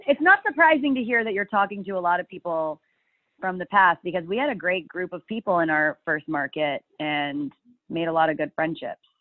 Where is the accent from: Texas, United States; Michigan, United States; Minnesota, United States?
Texas, United States; Dallas; also born or lived in Austin, Texas / Midland/Odessa, Texas; I grew up in the Dallas area